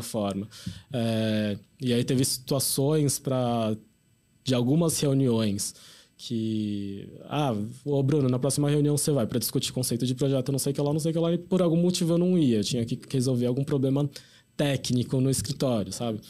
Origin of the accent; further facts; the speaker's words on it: São Paulo, Brazil; a gente é enquanto paulistano